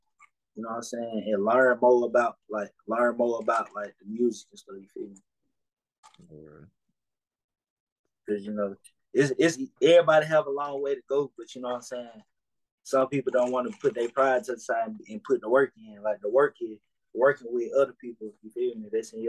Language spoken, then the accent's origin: English; the South, United States; So it just be like, I really fuck with the South, you feel me? Because I'm from the South.